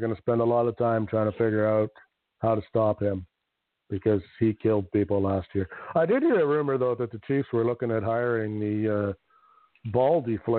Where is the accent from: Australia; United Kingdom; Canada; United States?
Canada; I'm a Canadian